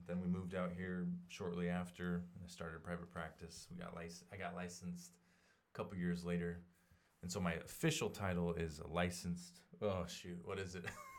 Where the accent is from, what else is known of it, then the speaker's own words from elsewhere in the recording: Portland, United States; now in Sidney, United States; I grew up in Portland and homeschooled for the first 6 years of elementary, and then went to public school.